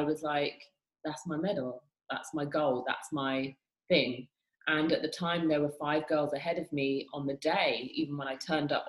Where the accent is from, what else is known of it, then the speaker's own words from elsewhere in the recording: United Kingdom; moved away; I'm from the UK, I'm British.